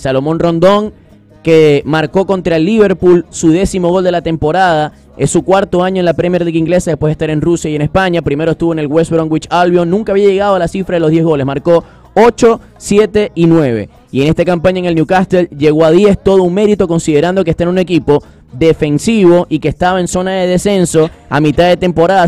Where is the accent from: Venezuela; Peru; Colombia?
Venezuela; como venezolano